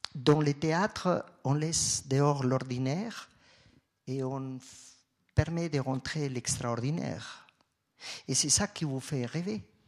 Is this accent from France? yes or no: no; Colombia; moved away as an adult; now in Switzerland; Moi, je viens de la Colombie. Euh, quand j'ai quitté la Colombie